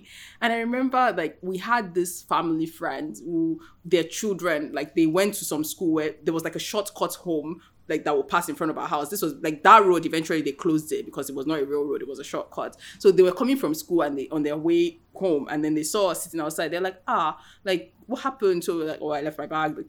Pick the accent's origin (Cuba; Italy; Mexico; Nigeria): Nigeria; Ikorodu, Lagos; we went to school, we grew up in Ikorodu